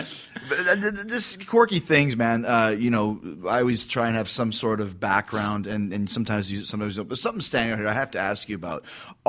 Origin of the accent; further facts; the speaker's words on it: Winnipeg, Manitoba, Canada; now in Florida, United States; I'm from Canada, Winnipeg, Manitoba